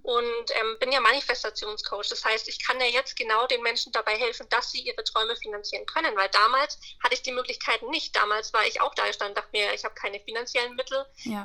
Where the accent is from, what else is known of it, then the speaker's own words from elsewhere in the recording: Bayreuth, Bavaria, Germany; Ich komme aus Oberfranken, Bayreuth, äh, kennt man wahrscheinlich nicht, Nähe, Nürnberg, Bamberg, so das Eck.